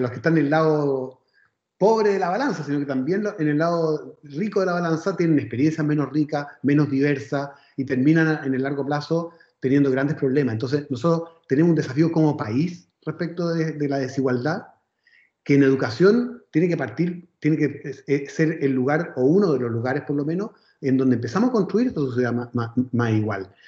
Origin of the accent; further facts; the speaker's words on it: Viña del Mar, Valparaíso, Chile; yo soy de Viña, entonces además eh, podemos quejar como buenos provincianos